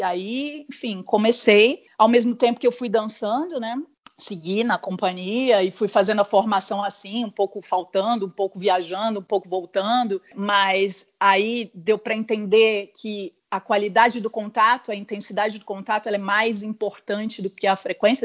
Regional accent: interior of São Paulo, Brazil; moved away as an adult; also born or lived in Rio de Janeiro; na minha cidade não que eu não nasci lá, mas onde eu cresci, minha família ainda está lá, no interior de São Paulo

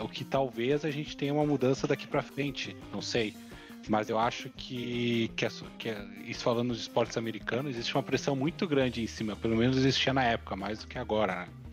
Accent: Brazil

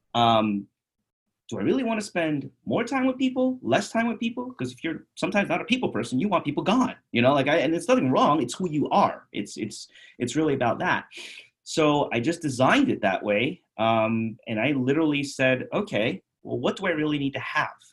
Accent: New York City, New York, United States; moved away as an adult; also born or lived in Bronx, New York; now in Phoenix, United States; I'm from I'm from Queens. I'm from New York City.

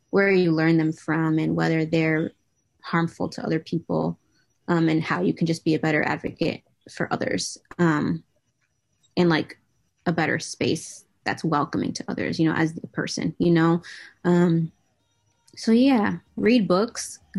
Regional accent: New England, United States; in New England. Um, I didn't really go out much.

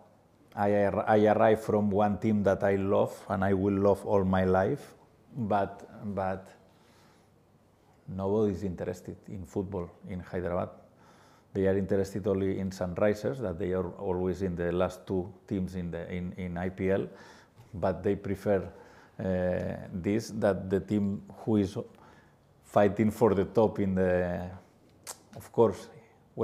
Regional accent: Barcelona, Catalonia, Spain; English is a second language; moved away as an adult; now in Goa, India; I am from Barcelona city

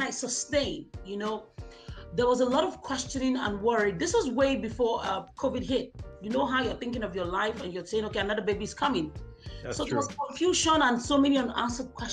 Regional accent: Nigeria; moved away as an adult; now in Hamilton, Canada; I'm from Nigeria originally, and I'm just 3 years in Canada.

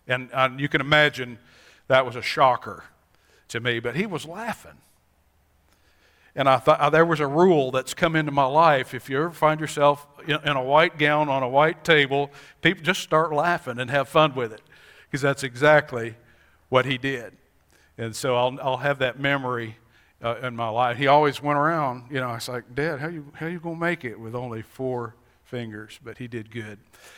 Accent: Montana, United States; born there; We all know I was born in Montana. There are many days I wish I was in Montana so I could go hiking

